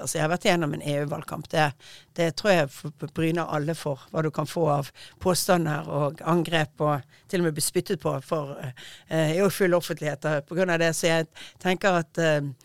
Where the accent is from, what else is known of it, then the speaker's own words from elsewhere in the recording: Bergen, Vestland, Norway; jeg er bergenser og snakker fort